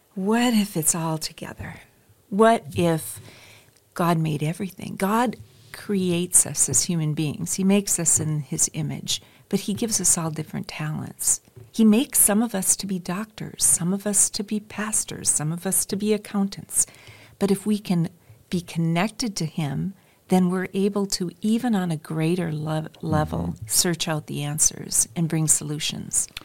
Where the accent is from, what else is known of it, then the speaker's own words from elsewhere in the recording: North Dakota, United States; moved away as an adult; also born or lived in Minnesota / Michigan; now in Redding, United States; I'm originally from the Midwest, from North Dakota